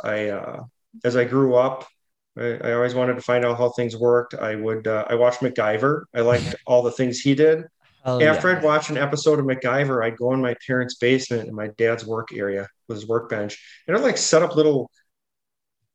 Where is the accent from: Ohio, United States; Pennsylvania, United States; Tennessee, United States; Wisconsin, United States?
Wisconsin, United States; Hubertus; I grew up in Hubertus, Wisconsin, and that is probably, I would consider it suburb / rural